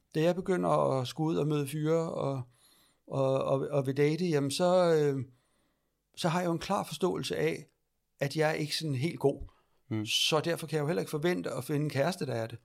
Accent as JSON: {"language": "Danish", "town": "Lejre", "region": "Zealand", "country": "Denmark", "tie": "born or raised there", "also_born_or_lived": "Iran", "said": "jeg er adopteret fra Iran, ja. øh, og jeg er født i 71, så det er omkring 73, jeg kommer til Danmark. Mm og ude på landet, ude ved lejre"}